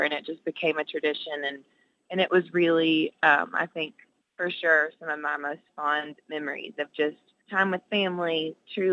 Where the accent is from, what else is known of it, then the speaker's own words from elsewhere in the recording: Nashville, Tennessee, United States; I grew up in Nashville and listening to Christian radio